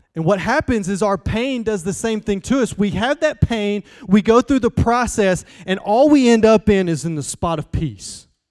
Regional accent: Southeast Alabama, United States; I'm from Southeast Alabama.

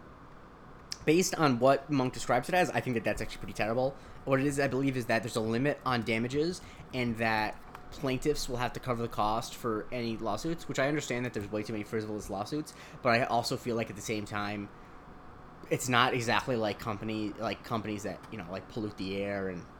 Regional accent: Punta Gorda, Florida, United States; my hometown in Florida, Punta Gorda, Florida

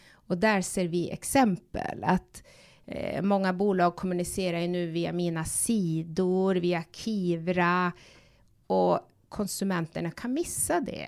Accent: Tärendö, Norrbotten County, Sweden; moved away; jag kommer från Tornedalen, från en liten by som heter Tärendö

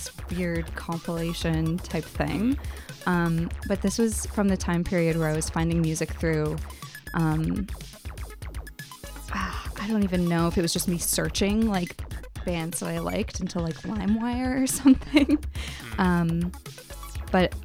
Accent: Oakville, Ontario, Canada; I was growing up in Oakville, which is like an hour, like less than an hour away from Toronto.

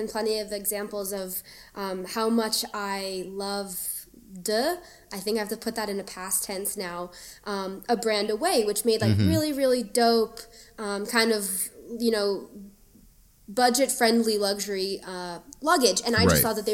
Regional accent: South Florida, United States; I grew up in South Florida

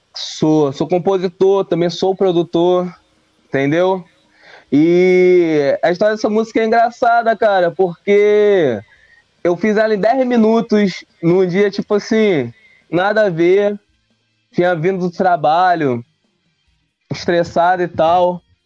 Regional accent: Rio de Janeiro, Brazil; sou do Rio de Janeiro, Campo Grande, Zona Oeste do, do Rio de Janeiro

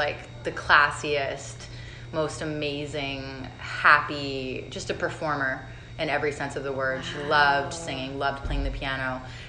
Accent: Bermuda; Bermuda's a very, very small, very beautiful island

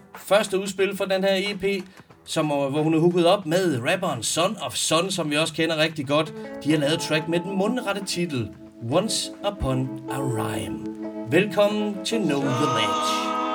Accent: Denmark; Jeg er vaskægte dansker, måske tredje, fjerde generations indvandrer

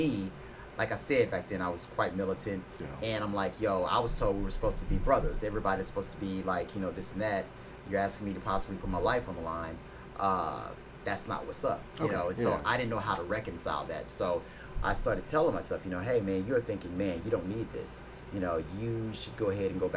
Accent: Fort Worth, Texas, United States; moved away as an adult; now in Houston, United States; I'm born and raised from Fort Worth, Texas.

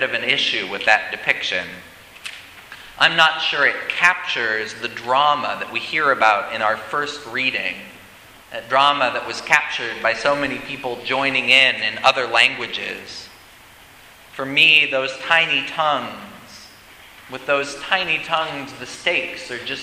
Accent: Colorado, United States; moved away; my home state of Colorado

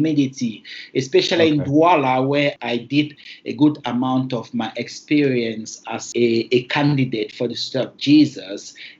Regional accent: Bangui, Central African Republic; also born or lived in Tumbal; I was born in Bengui, and Bengui is heavily Catholic as opposed to Protestants. Okay, this is Bengui where I grew up at one moment.

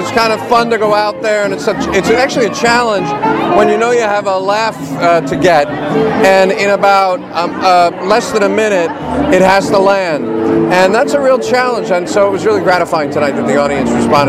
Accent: Los Angeles, California, United States; I'm from Los Angeles

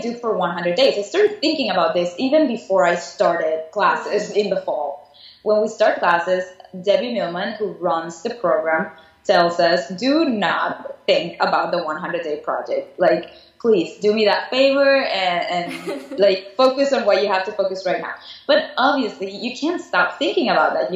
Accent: Caracas, Capital District, Venezuela; moved away as an adult; also born or lived in Savannah, Georgia / Miami; now in New York, United States; I was born and raised in Caracas, Venezuela. And at the age of 19, I decided to move to the U.S. to go to school here.

